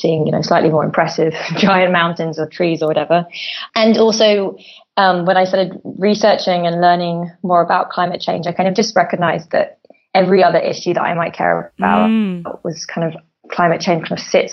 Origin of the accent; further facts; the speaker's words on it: London, United Kingdom; I grew up in London, and so I'm a through and through kind of bred city girl